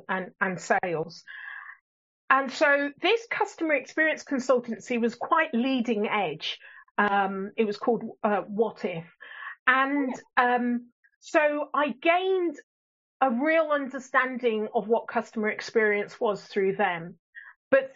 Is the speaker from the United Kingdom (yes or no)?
yes; England, United Kingdom; accent: English; also born or lived in Botswana; my English accent